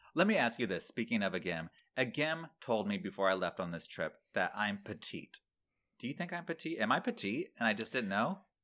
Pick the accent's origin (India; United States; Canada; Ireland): United States; Manatee County, Florida; born or raised there; moved away